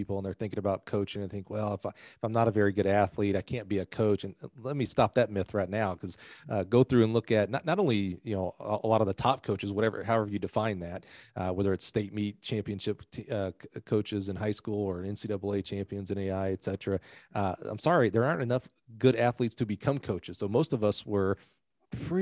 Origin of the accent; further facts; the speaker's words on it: Alabama, United States; I'm from Alabama